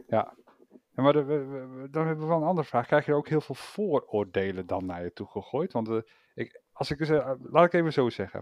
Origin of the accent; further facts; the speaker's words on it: Netherlands; zijn we Nederlanders.